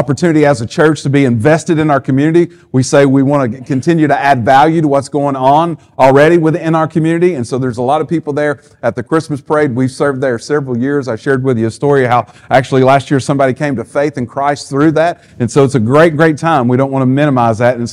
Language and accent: English; the South, United States; we're from the South